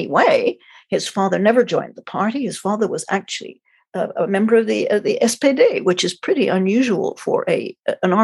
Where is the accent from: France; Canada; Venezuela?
Canada; Montreal, Quebec; also born or lived in London; I was born in London, the end of the war. I'm the same age as he was. And then when I was about four and a half, my parents emigrated to Canada. So I grew up in Montreal